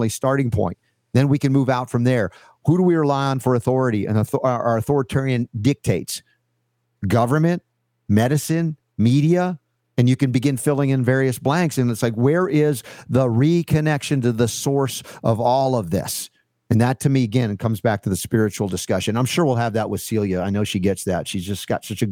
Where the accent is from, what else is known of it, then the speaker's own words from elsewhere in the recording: Atlanta, Georgia, United States; moved away; I grew up in Atlanta for 30 years